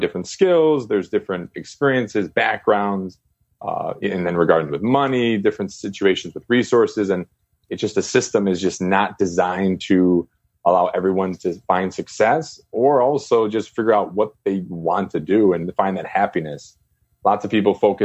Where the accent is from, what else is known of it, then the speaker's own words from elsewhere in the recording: Chicago, Illinois, United States; moved away as an adult; also born or lived in China; I'm from Chicago, and CPS decided to close about 49 schools